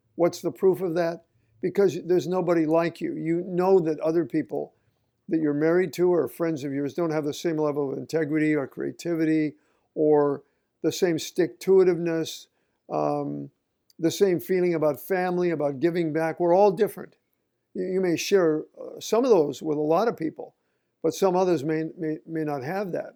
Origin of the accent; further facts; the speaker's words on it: Oregon, United States; moved away as an adult; I grew up in Oregon